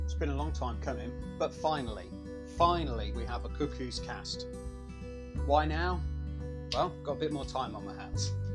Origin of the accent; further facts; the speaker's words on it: Yaxley, East of England, United Kingdom; I'm from Yaxley